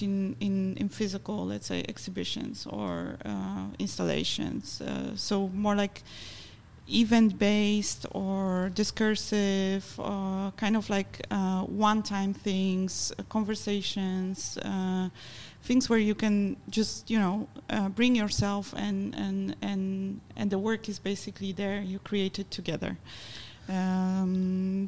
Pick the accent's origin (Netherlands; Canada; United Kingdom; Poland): Poland; I come from Poland